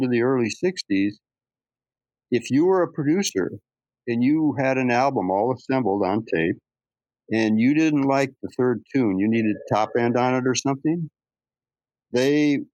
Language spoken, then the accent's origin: English; Phoenix, Arizona, United States; I was raised in Phoenix